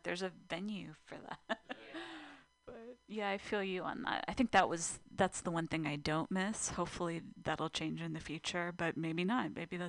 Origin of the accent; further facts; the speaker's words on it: California, United States; I grew up in SoCal, so.